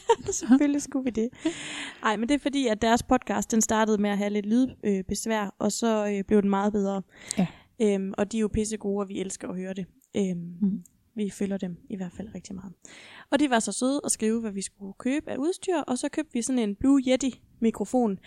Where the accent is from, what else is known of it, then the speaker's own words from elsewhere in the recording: Esbjerg, Southern Denmark, Denmark; Jeg er jo fra Esbjerg